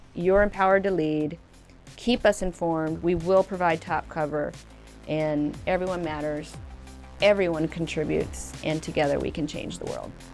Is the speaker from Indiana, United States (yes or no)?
yes; Evansville, Indiana, United States; moved away; growing up in Evansville, Indiana